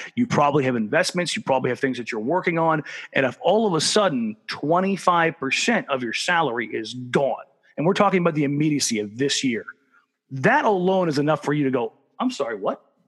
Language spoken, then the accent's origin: English; Southern California, United States; now in Oregon, United States; as much as I live in Oregon, I'm, I'm not technically an Oregonian. I'm from Southern California